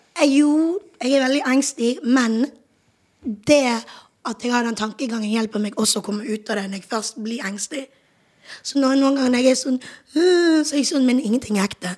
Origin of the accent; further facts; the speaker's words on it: Bergen, Vestland, Norway; moved away as an adult; now in Oslo, Norway; jeg er jo fra Bergen